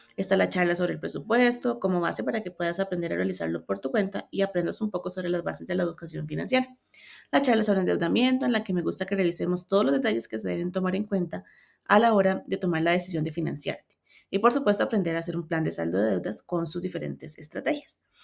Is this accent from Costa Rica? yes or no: yes; Cartago, Costa Rica; Soy de Cartago, Costa Rica. Vivo en una zona hermosa de montaña y paisajes